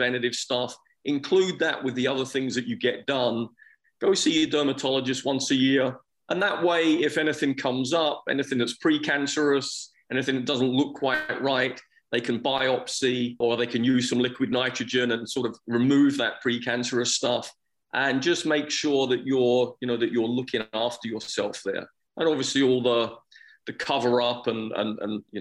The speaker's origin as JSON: {"language": "English", "country": "United Kingdom", "tie": "born or raised there", "moved": "yes", "said": "I'm originally from England and from Scotland. And I think growing up there"}